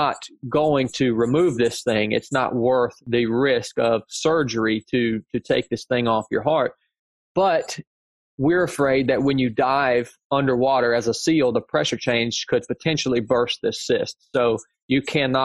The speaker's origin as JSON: {"language": "English", "region": "North Georgia", "country": "United States", "tie": "born or raised there", "said": "I show back up here to my hometown in North Georgia."}